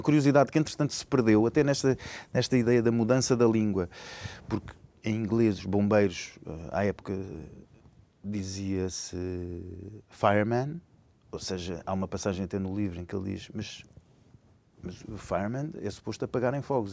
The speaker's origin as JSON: {"language": "Portuguese", "region": "Lisbon", "country": "Portugal", "tie": "born or raised there", "said": "eu sou lisboeta, nascido em Lisboa, nascido e criado em Lisboa"}